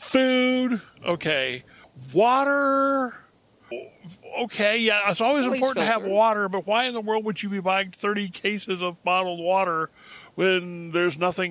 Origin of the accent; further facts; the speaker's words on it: Tachikawa, Tokyo, Japan; I was raised a military brat, okay? I was raised in Japan.